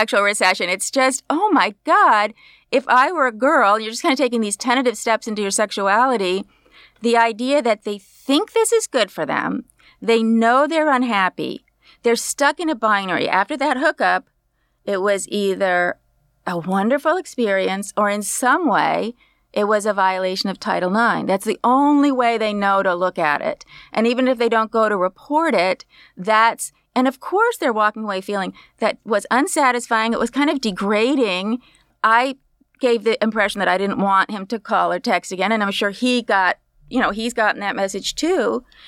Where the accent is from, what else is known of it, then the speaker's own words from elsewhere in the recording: Berkeley, California, United States; I grew up in Berkeley